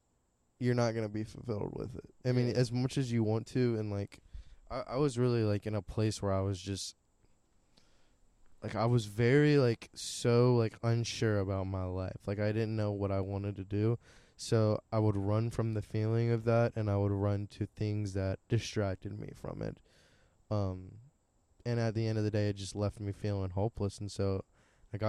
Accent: Greenville, North Carolina, United States; I grew up in Greenville. Like, I lived in Greenville a lot

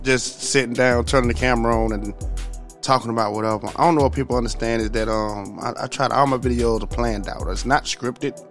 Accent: the South, United States; I'm from the South

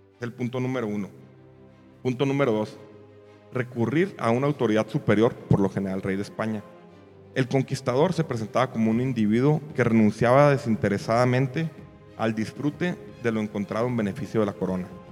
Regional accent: Mexico

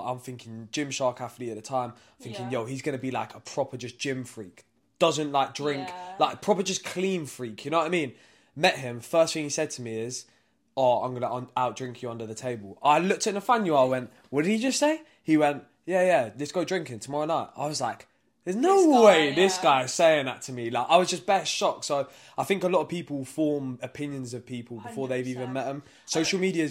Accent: London, United Kingdom; from South London

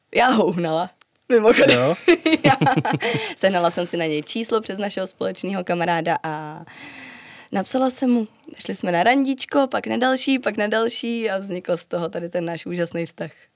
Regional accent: Czechia; jsem Češka

